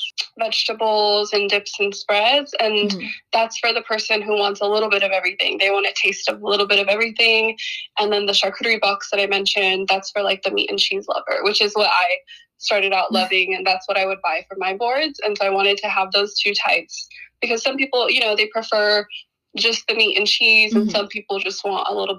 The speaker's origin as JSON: {"language": "English", "town": "Portland", "country": "United States", "tie": "born or raised there", "said": "I was born and raised in Portland"}